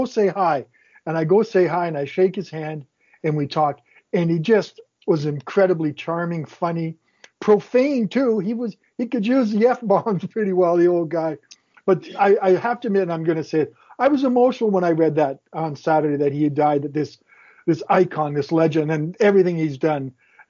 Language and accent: English; Sudbury, Ontario, Canada; growing up in Sudbury